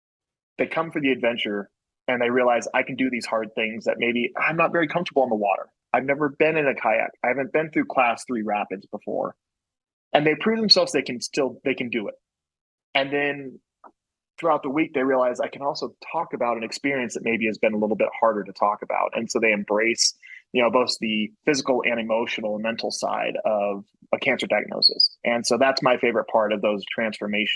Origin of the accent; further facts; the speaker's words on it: Colorado, United States; I'm a guy from Colorado